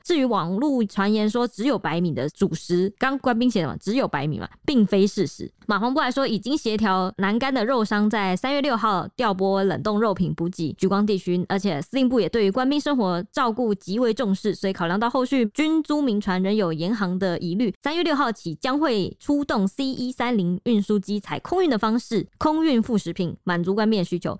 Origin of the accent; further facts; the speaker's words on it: Taiwan; 我们台湾人